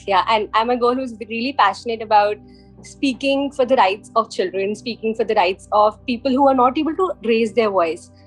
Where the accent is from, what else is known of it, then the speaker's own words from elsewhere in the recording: India; also born or lived in London; I'm from India.